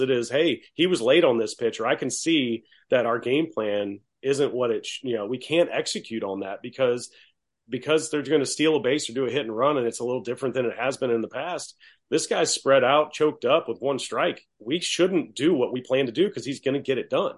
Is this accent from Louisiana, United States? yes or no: yes; Baton Rouge, Louisiana, United States; I'm from Baton Rouge.